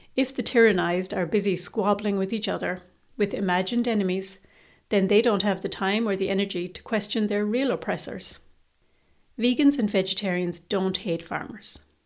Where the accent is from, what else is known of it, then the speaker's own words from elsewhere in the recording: Ireland; Irish vegans